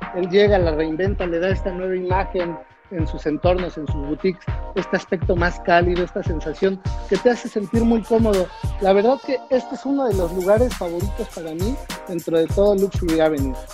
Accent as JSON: {"language": "Spanish", "country": "Mexico", "said": "nosotros como mexicanos"}